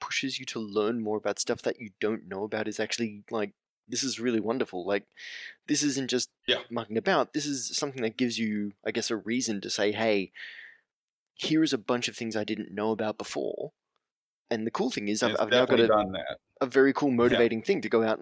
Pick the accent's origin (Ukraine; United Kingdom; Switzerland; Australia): Australia; I am from Australia